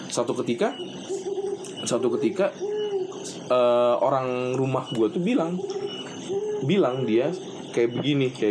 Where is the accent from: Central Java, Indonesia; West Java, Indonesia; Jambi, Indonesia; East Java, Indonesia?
West Java, Indonesia; Tasikmalaya; Bukan kan saya orang Tasik bukan di Bogor.